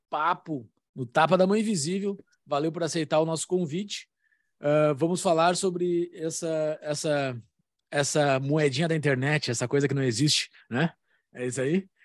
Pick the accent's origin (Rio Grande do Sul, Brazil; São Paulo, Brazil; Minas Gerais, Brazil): Rio Grande do Sul, Brazil; Sim, sou gaúcho.